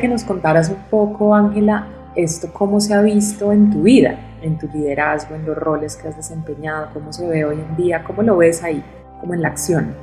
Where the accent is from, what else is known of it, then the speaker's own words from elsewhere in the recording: Colombia; nosotras como colombianas